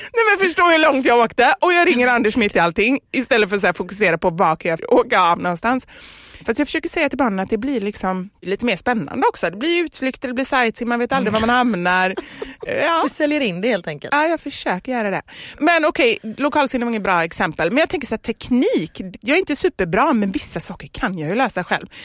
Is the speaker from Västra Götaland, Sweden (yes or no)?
yes; Gothenburg, Västra Götaland, Sweden; vi har i Kortedala, där jag kommer ifrån, mm. låg Skogaholmsfabriken